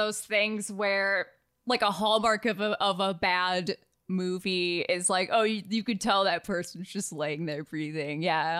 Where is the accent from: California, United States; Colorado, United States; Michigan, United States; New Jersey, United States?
Michigan, United States; moved away; we're originally from Michigan, so everyone, you know, people notice our vowel sounds all the time.